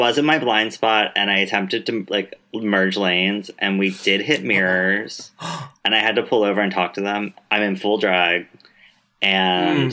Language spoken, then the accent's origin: English; East Coast, United States; moved away as an adult; now in Stockton, United States; I'm originally from the East Coast